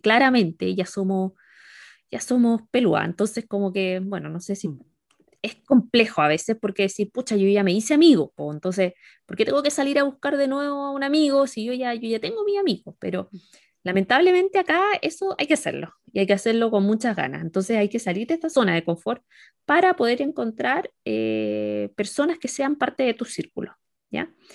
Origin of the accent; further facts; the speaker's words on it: La Serena, Coquimbo, Chile; moved away as an adult; now in China; Soy serenense, tengo casi 34 ya.